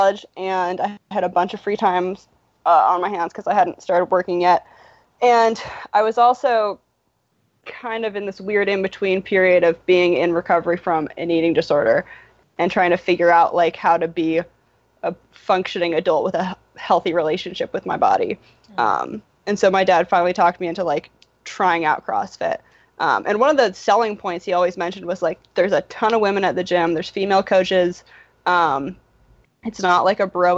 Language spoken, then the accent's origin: English; Berkeley, California, United States; now in Philadelphia, United States; I grew up in Berkeley